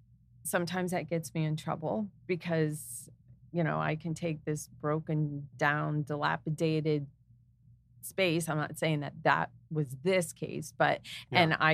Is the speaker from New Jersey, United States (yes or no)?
yes; New Jersey, United States; also born or lived in Easton; I grew up in Warren County. So I'm a Jersey girl at heart